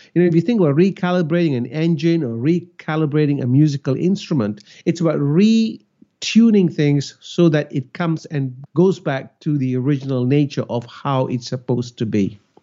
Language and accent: English; Malaysia; now in Australia; And I am Malaysian. I grew up in Malaysia.